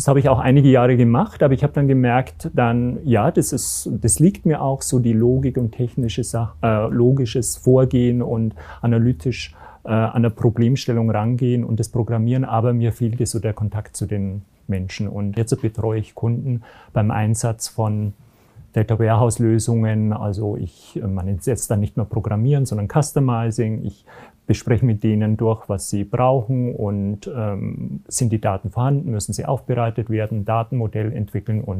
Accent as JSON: {"language": "German", "town": "Garmisch-Partenkirchen", "region": "Bavaria", "country": "Germany", "said": "Ich komme aus Garmisch-Partenkirchen"}